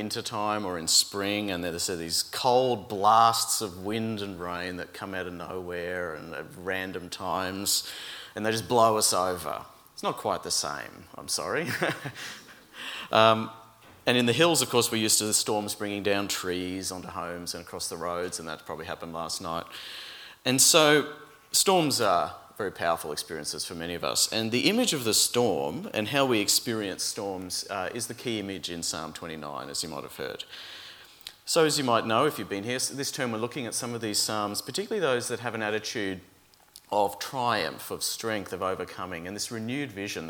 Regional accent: Brisbane, Queensland, Australia; moved away as an adult; now in Melbourne, Australia; growing up in Brisbane

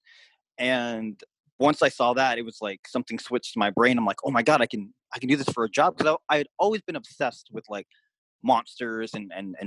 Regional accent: Seattle, Washington, United States; I'm originally from Seattle, Washington

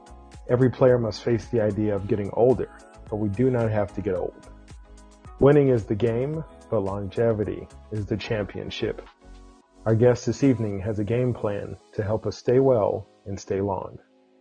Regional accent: Midwest, United States; I'm a Midwest guy.

